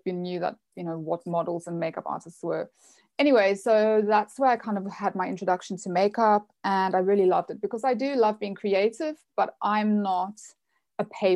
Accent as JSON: {"language": "English", "country": "South Africa", "tie": "born or raised there", "also_born_or_lived": "United States", "moved": "as an adult", "said": "I'm from South Africa. I was born and raised kind of on the farm country in the middle of nowhere"}